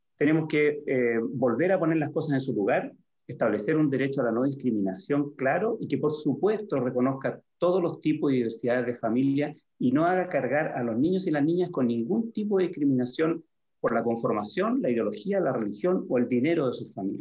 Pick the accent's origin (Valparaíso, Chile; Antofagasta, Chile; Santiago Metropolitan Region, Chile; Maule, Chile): Valparaíso, Chile; San Antonio; soy hijo ilustre de San Antonio